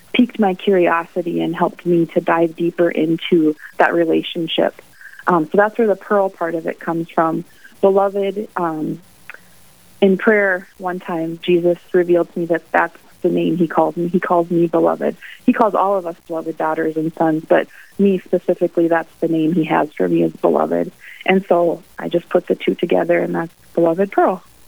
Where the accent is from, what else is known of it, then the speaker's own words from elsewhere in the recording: Mandan, North Dakota, United States; now in Bismarck, United States; I grew up in Mandan